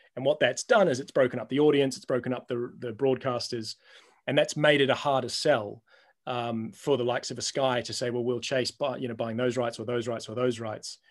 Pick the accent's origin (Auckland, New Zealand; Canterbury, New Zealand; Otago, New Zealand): Auckland, New Zealand; moved away; I'm a Kiwi